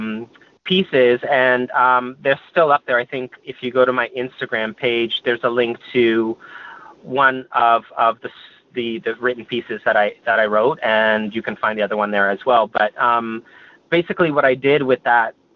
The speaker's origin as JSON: {"language": "English", "region": "East Coast", "country": "United States", "tie": "born or raised there", "moved": "yes", "said": "growing up on the East Coast"}